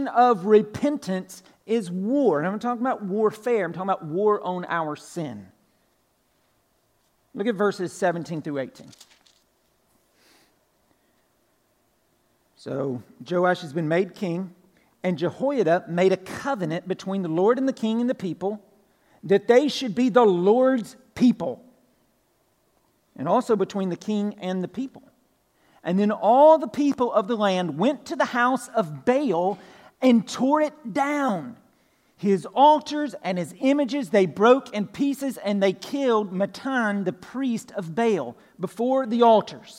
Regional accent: Pine Log, Georgia, United States; I'm originally from Pine Log, right? Northwest Georgia, country, way out in the country. Grew up on a farm

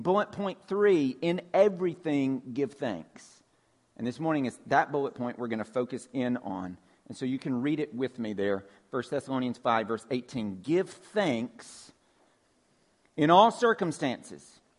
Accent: Georgia, United States; just like my accent grows thicker when I get around my cousins and my family in Georgia

